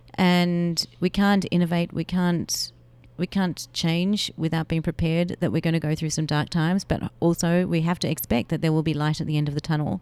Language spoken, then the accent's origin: English; Melbourne, Victoria, Australia; I grew up in Melbourne, Australia